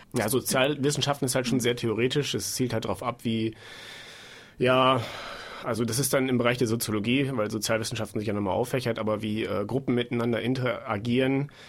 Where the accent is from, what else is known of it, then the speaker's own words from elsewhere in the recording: Bad Rothenfelde, Lower Saxony, Germany; moved away as an adult; also born or lived in Bielefeld; now in Munich, Germany; Ich komme auch eigentlich aus der Nähe von Osnabrück